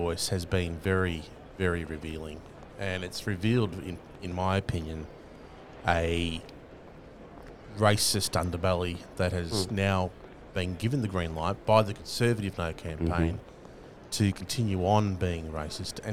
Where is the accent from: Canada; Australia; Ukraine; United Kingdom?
Australia; First Nations people that are born into this country are political from birth